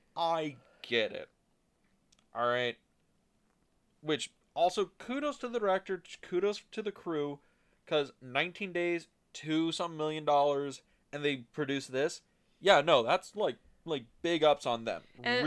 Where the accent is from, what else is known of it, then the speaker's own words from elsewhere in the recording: California, United States; I know. I know. I grew up in Southern California.